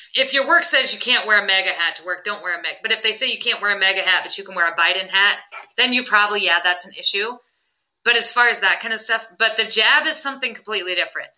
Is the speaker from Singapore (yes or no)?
no; Putnam, West Virginia, United States; I grew up in Putnam